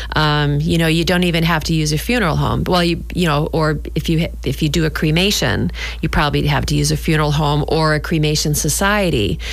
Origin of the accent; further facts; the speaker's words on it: New Hampshire, United States; now in Scituate, United States; I grew up in New Hampshire and we had a summer cottage